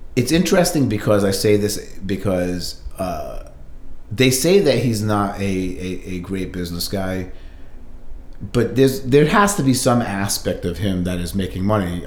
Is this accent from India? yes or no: yes; India; being Indian